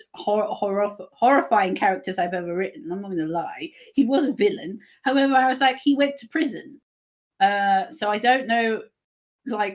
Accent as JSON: {"language": "English", "country": "United Kingdom", "said": "I am British"}